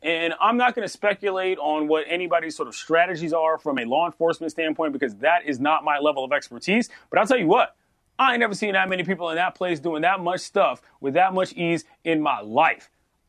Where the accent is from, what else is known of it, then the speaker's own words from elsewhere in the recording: Washington, District of Columbia, United States; Never mind the capital of the United States of America, most powerful city in the world, my hometown.